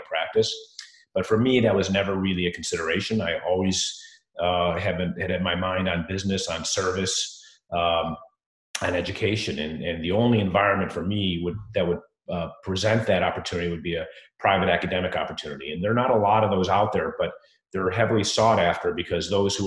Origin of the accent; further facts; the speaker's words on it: Chicago, Illinois, United States; moved away; I am from Chicago